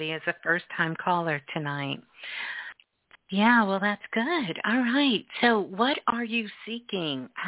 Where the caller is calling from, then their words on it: Denver, Colorado, United States; I'm calling from Denver.